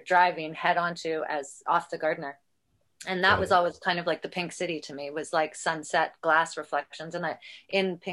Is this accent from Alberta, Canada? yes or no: no; Toronto, Ontario, Canada; also born or lived in Orangeville, Ontario; I was born in Toronto